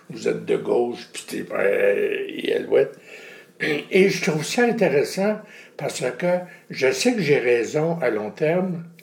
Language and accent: French; Quebec, Canada; en tant que Québécoise, Américaine, ou dans tout le pays où je suis allé dernièrement